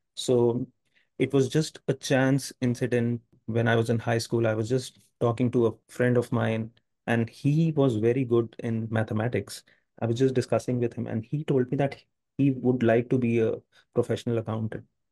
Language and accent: English; India; I'm from India. I, I have lived all, all my life in India